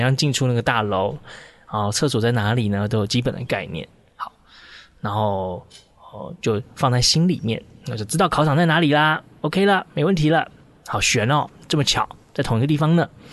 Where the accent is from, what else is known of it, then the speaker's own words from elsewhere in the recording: Taichung, Taiwan; 我们都是台中人嘛